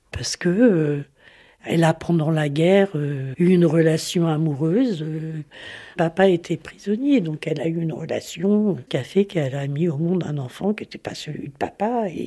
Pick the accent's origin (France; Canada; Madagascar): France; Caen, Normandy; Je suis née ici, à Caen, il y a 68 ans maintenant. Ma famille est originaire de Bretagne. Ils ont quitté la Bretagne euh, après la guerre